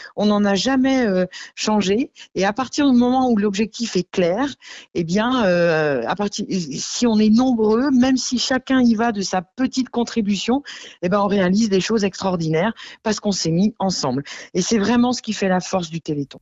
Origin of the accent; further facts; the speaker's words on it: Camors, Brittany, France; also born or lived in Grand-Champ; je suis originaire de Camor, mais j'ai longtemps vécu aussi à Grandchamp.